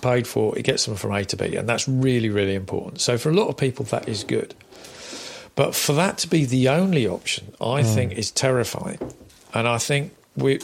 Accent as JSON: {"language": "English", "town": "Exmouth", "region": "South West England", "country": "United Kingdom", "tie": "born or raised there", "also_born_or_lived": "Germany", "moved": "yes", "lives_now": "Cambridgeshire, United Kingdom", "said": "I grew up in Devon, so I'm a Devon lad."}